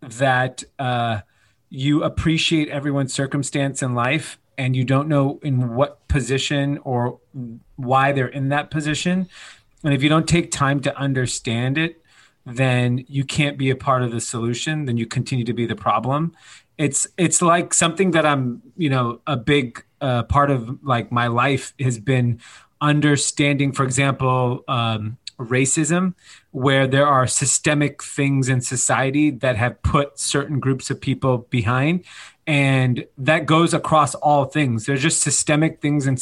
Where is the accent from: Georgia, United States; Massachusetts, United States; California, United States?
California, United States; Los Angeles; I grew up in Granada Hills. It's not like I grew up in like minute, you know, like the middle of the country. I'm born in the valley